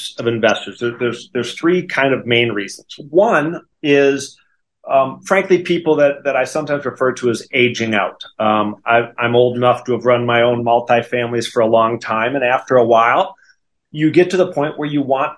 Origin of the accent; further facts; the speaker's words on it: Wisconsin, United States; accent: Wisconsin; moved away as an adult; also born or lived in Notre Dame, Indiana; now in Dallas, United States; I grew up in Wisconsin, and you can still hear that in my voice, the Wisconsin.